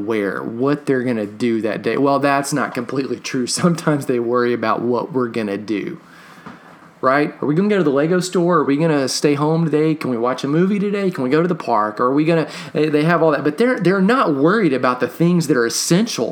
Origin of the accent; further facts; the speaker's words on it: Katy, Texas, United States; growing up in Texas or being a little kid in Texas, I went to several rodeos